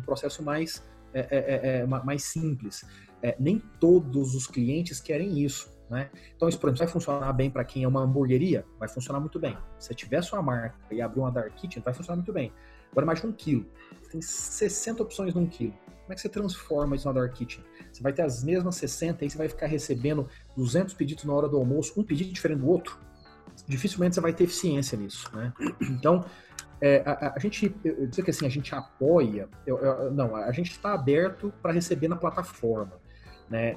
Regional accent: Brazil; Eu, como brasileiro

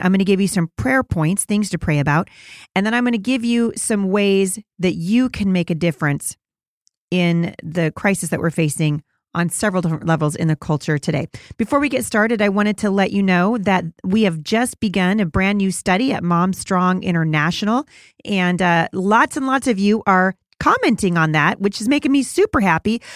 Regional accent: Portland, Oregon, United States; my hometown, of Portland, Oregon.

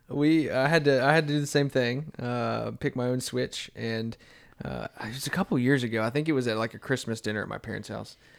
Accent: Bellevue, Tennessee, United States; I grew up in Bellevue

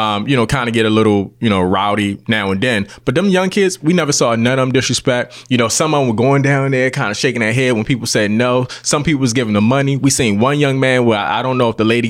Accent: Baltimore, Maryland, United States; I'm a East Baltimore kid

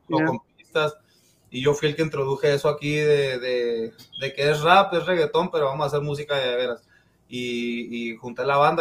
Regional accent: El Paso, Texas, United States; Yo, yo nací, crecí aquí en El Paso

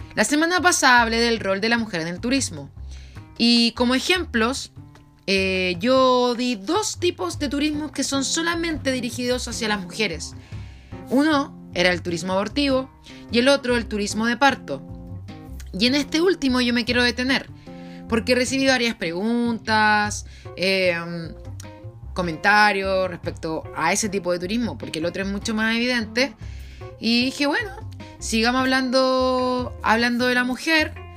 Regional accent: Chile; yo soy chilena porque mis antepasados eran chilenos

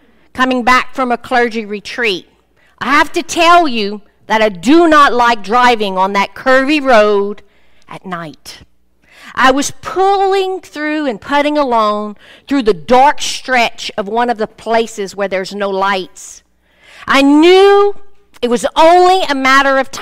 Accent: Cajun country, Louisiana, United States; I'm from Cajun country

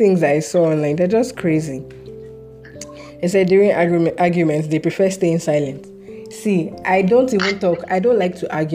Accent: Nigeria; Growing up in Nigeria is tough

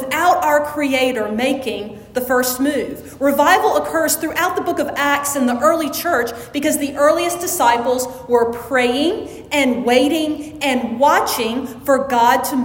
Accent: Jackson, Mississippi, United States; When I was growing up in Jackson

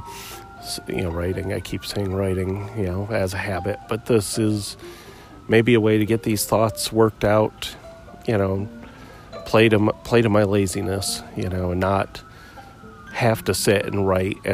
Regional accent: Muskegon, Michigan, United States; now in Maryville, United States; I grew up in Muskegon, Michigan, on Lake Michigan, you know, 45 years ago

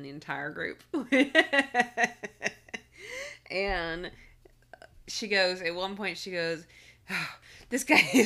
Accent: Texas, United States; moved away; also born or lived in California; my dad's from Texas, I'm from Texas, but I lived in California at the time

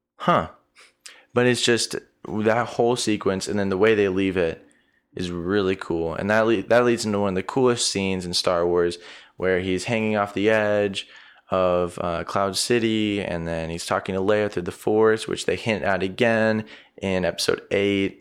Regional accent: Arizona, United States; growing up in Arizona, we've always had incredible sunsets here

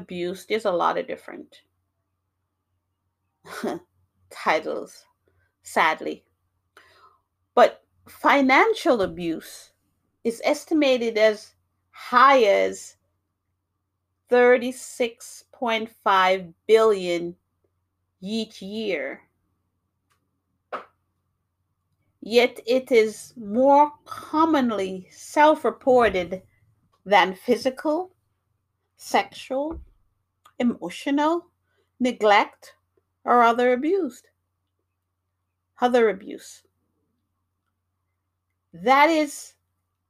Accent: New York, United States; also born or lived in Jamaica; now in Massachusetts, United States; I was born in Jamaica, beautiful island. I grew up in New York, very busy place, but I now live in Massachusetts

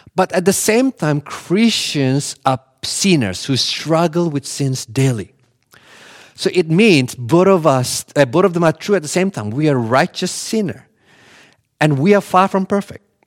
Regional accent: Bali, Indonesia; I grew up in Bali

